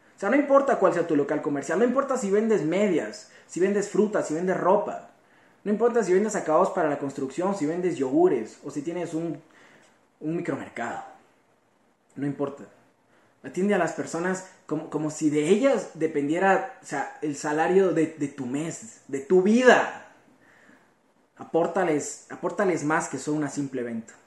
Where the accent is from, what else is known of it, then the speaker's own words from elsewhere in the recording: Ecuador; como joven ecuatoriano que soy